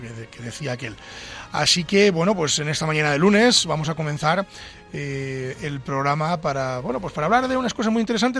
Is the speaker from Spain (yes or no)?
yes; Pedro Bernardo, Castile and León, Spain; soy abulense de Pedro Bernardo, eh, estoy en mi entorno natural